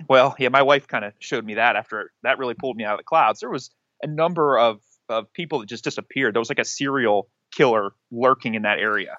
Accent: Western Pennsylvania, United States; moved away as an adult; now in Ohio, United States; I am originally from Pennsylvania, actually Western P A, about, uh, an hour north of Pittsburgh

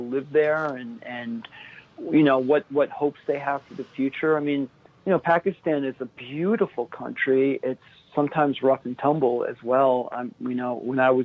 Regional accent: Stony Point, New York, United States; now in New York City, United States; I grew up about halfway between Hudson, New York, and New York City, a very small town called Stony Point, New York

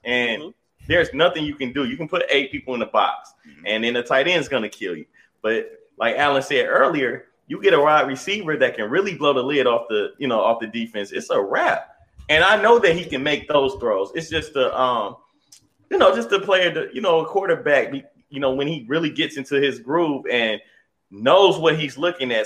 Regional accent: Detroit, Michigan, United States; I'm from Detroit

